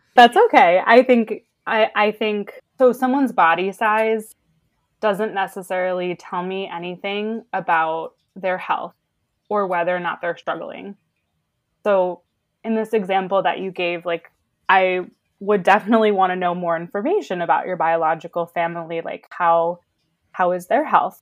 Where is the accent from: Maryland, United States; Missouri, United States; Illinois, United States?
Maryland, United States; Baltimore; moved away as an adult; also born or lived in Chicago / New York City; now in Los Angeles, United States; I grew up in Baltimore